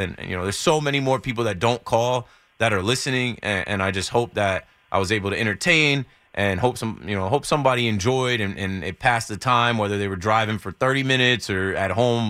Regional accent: New Jersey, United States; just by proximity, growing up in Jersey and being around, I know a decent amount about both.

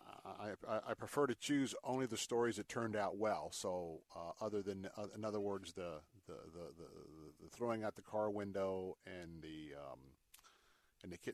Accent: Florida, United States; I was raised here in Florida.

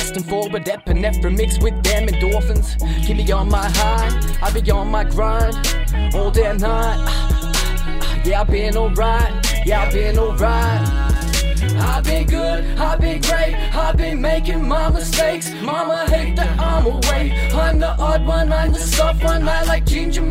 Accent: Mullumbimby, New South Wales, Australia; moved away; I moved away from Mullumbimby to pursue my dreams

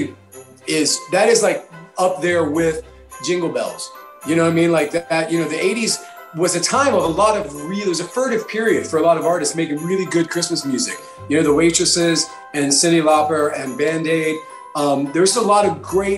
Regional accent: New York, United States; as a New Yorker

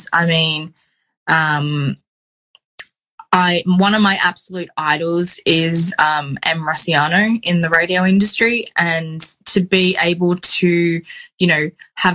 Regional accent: Sydney, New South Wales, Australia; also born or lived in Central Coast, New South Wales; when I was about 14 when I moved to the Central Coast from Sydney

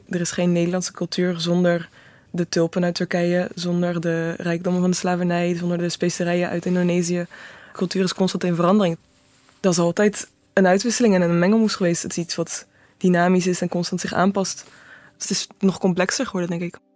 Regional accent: Netherlands; moved away as an adult; now in Belgium; Ik ben een Nederlander, maar ik ben acht jaar hier

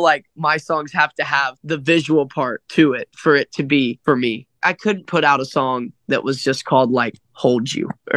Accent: Dayton, Ohio, United States; moved away as an adult; now in Nashville, United States; I grew up in Dayton, Ohio.

